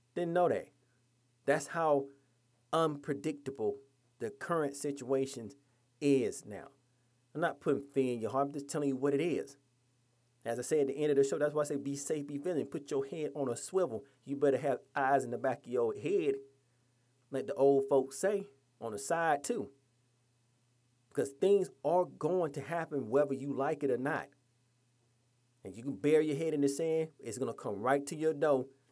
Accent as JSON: {"language": "English", "region": "Georgia", "country": "United States", "tie": "born or raised there", "said": "my home state of Georgia"}